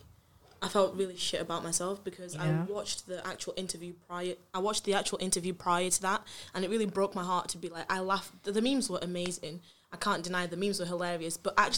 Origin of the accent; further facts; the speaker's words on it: Zimbabwe; I'm not African-American. Mm. I'm black, British. I'm African. I'm from Zimbabwe.